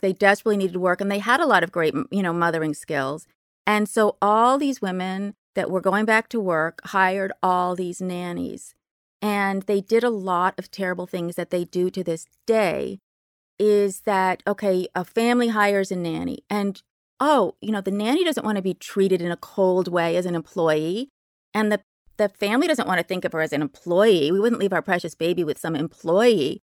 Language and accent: English; Berkeley, California, United States; I grew up in Berkeley, very lefty place